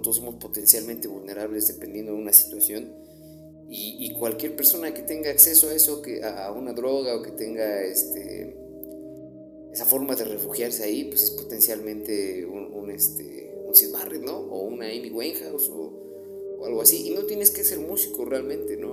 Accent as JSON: {"language": "Spanish", "country": "Mexico"}